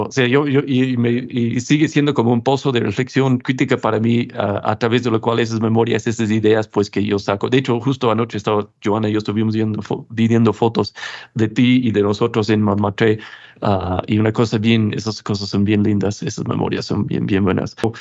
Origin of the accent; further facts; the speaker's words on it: United States; also born or lived in Cuenca, Ecuador; now in Mayagüez, Puerto Rico; este mismo Estados Unidos de donde vengo